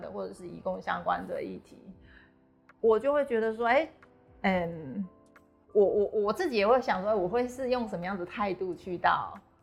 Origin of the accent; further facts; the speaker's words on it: Taiwan; 我身为台湾人